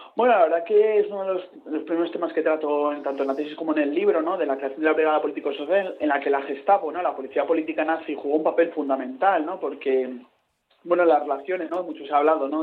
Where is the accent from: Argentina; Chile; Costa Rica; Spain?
Spain; Avilés, Asturias; Asturias, que la tierra donde yo nací.